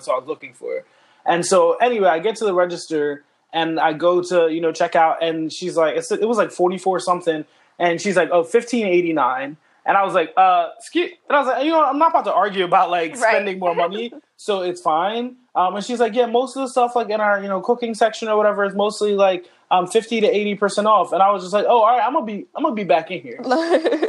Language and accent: English; Philadelphia, Pennsylvania, United States; We're from Philadelphia.